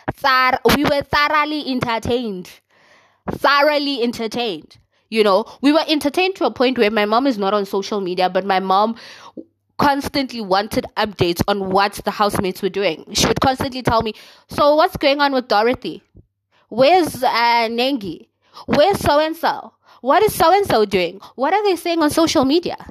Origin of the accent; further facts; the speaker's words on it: South Africa; I am South African, okay? Proudly South African